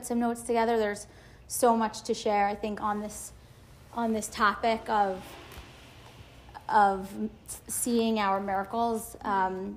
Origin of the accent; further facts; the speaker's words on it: Great Neck, New York, United States; also born or lived in Lower East Side, New York City; now in New York City, United States; I'm from Great Neck. I live on the Lower East Side